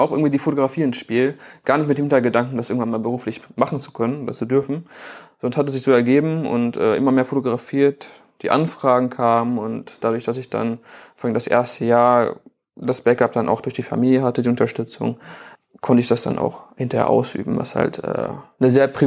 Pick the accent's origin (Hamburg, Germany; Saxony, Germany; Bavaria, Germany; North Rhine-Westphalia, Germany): North Rhine-Westphalia, Germany; Bielefeld; ich bin aufgewachsen in der Nähe des Oetker-Parks, deswegen habe ich auch eben den Oetker-Park genannt.